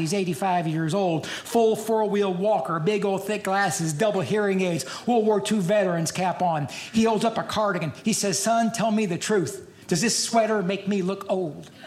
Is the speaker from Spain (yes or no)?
no; Louisville, Kentucky, United States; I'm from Louisville, Kentucky